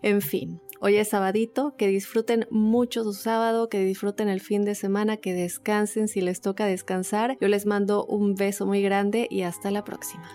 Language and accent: Spanish; Chihuahua, Mexico; now in Oklahoma, United States; soy de Chihuahua, México